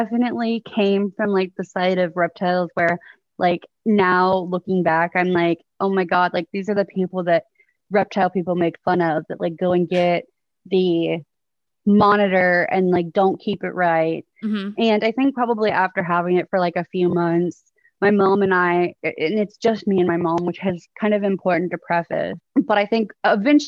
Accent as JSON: {"language": "English", "area": "outside Houston", "region": "Texas", "country": "United States", "tie": "born or raised there", "also_born_or_lived": "Oklahoma", "said": "I was born in Oklahoma. And when I was 2, I moved to Texas. So I grew up in Texas. I've lived here pretty much my whole life, just right outside of Houston"}